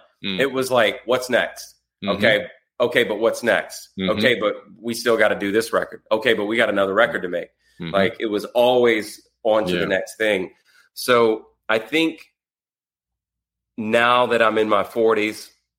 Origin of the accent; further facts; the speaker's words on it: the South, United States; I grew up in the South, very small town in a trailer